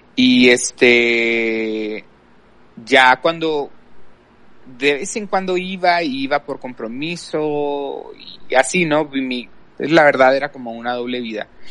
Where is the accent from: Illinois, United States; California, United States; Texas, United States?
Texas, United States; El Paso; soy aquí de El Paso, Texas. He vivido aquí toda mi vida